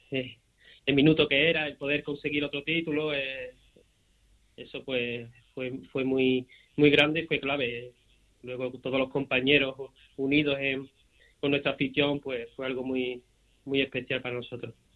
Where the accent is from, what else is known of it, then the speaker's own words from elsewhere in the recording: Seville, Andalusia, Spain; Yo que soy de aquí, de Sevilla, eh, he nacido y, he crecido aquí